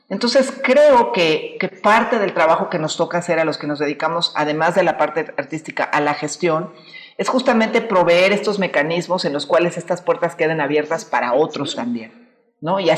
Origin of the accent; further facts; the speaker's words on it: Mexico; en México hay una amplia gama de artistas que hacemos arte contemporáneo que somos mexicanos, que tenemos una voz mexicana